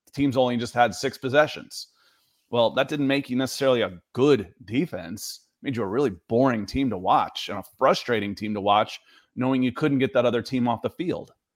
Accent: Cleveland, Ohio, United States; I was born in Cleveland

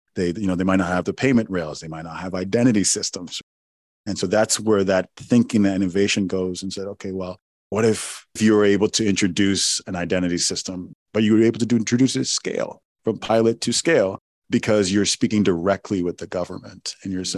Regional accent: Owerri, Imo, Nigeria; my my hometown in Owerri, Nigeria

